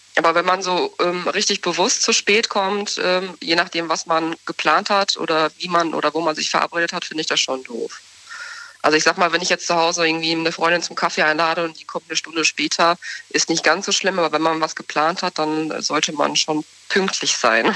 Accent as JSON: {"language": "German", "town": "Soest", "region": "North Rhine-Westphalia", "country": "Germany", "said": "Ich komme aus Soest, aus Westfalen, Soest."}